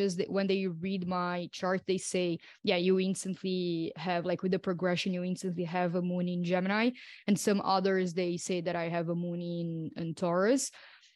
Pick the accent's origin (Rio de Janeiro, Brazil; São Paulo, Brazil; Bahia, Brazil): São Paulo, Brazil; now in Crete, Greece; I am originally from Brazil, from São Paulo, and right now I'm based in Crete, in Greece, in an island